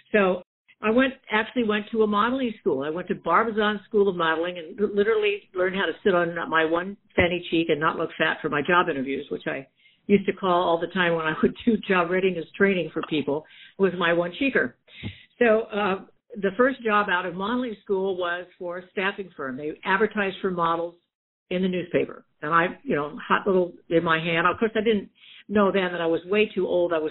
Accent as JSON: {"language": "English", "region": "Florida", "country": "United States", "also_born_or_lived": "Key West / Charleston / Norfolk, Virginia / Portsmouth, New Hampshire", "moved": "as an adult", "lives_now": "San Diego, United States", "said": "I'm from Florida."}